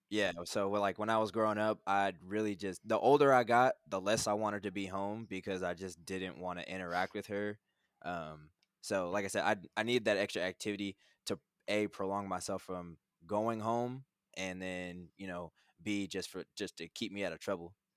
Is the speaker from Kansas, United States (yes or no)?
yes; Manhattan, Kansas, United States; I'm from Manhattan, Kansas